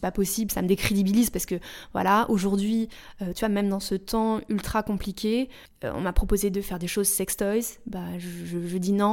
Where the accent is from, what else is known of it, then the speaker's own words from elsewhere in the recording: Paris suburbs, Île-de-France, France; moved away; also born or lived in United States; J'ai grandi euh, en banlieue parisienne et après aux États-Unis. Et je suis rentrée quand j'avais 22 ans